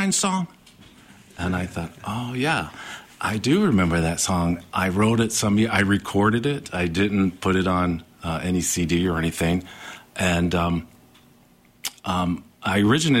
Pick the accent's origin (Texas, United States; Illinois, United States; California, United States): Illinois, United States; Chicago; also born or lived in Virginia / Tennessee; we moved to Chicago from Virginia, Tennessee, and I grew up in Chicago after 6 years old